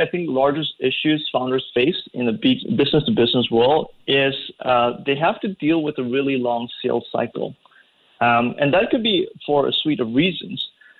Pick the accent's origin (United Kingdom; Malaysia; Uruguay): Malaysia; No, I'm from Malaysia.